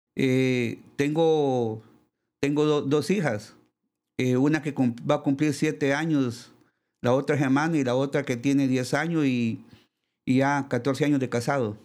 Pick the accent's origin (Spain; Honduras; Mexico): Honduras; Lepaera, Lempira; yo soy de Le, Paguera Lempira, eh, somos, yo soy el primogénito de, la familia